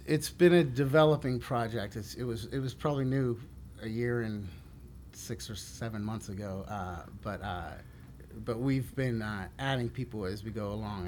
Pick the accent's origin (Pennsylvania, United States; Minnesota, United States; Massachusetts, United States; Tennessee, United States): Pennsylvania, United States; Pittsburgh; moved away as an adult; also born or lived in Washington D.C.; it's the draw my hometown